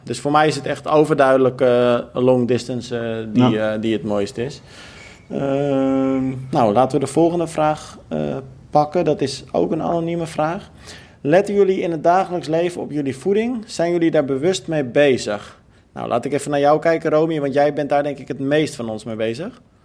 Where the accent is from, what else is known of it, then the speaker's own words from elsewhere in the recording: Almere, Flevoland, Netherlands; ik ben natuurlijk ook opgegroeid in Almere